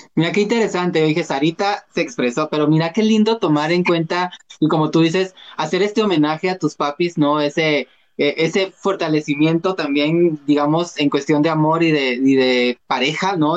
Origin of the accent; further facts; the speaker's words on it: Guatemala; yo me considero guatemalteco